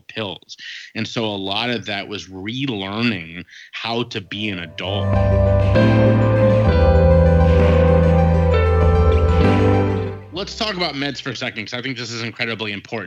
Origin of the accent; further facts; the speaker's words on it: Cincinnati, Ohio, United States; also born or lived in Dayton, Ohio; Moved from there back to my hometown of Cincinnati, Ohio